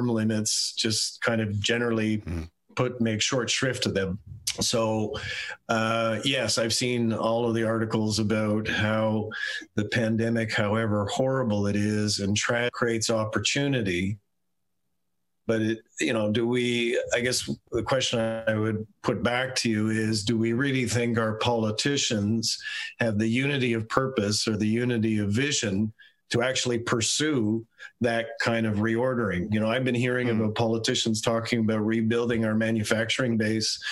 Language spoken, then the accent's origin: English; Calgary, Alberta, Canada; I'm an Albertan. I grew up in Calgary